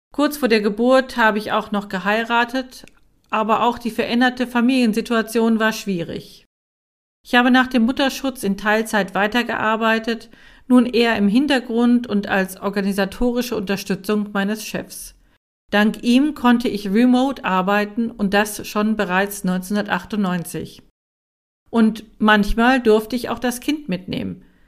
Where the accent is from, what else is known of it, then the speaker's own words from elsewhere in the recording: Germany; in meinem Heimatland in Deutschland